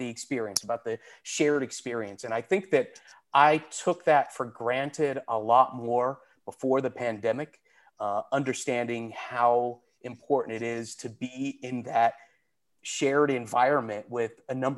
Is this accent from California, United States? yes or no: no; Indiana, United States; I was a Colts fan when they came over in 1984, back when Mike Pagel was the quarterback of the team.